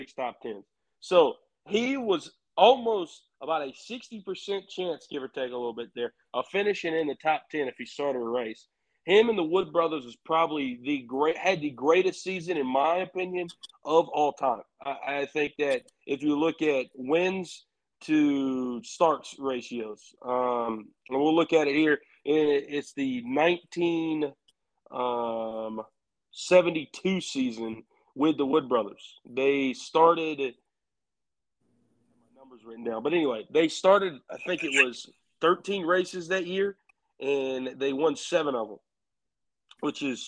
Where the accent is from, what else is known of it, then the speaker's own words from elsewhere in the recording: Union, South Carolina, United States; where I grew up at in Union, South Carolina